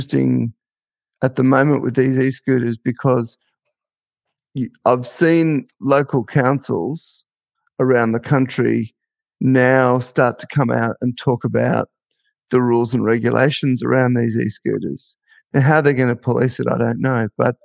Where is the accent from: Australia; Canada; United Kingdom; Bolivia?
Australia; Victoria; also born or lived in South Australia / Queensland / New South Wales; now in Northern Territory, Australia; I'm originally from Victoria.